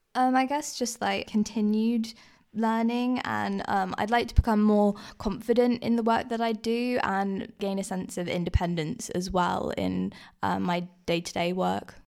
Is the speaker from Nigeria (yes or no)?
no; Guernsey; I grew up in Guernsey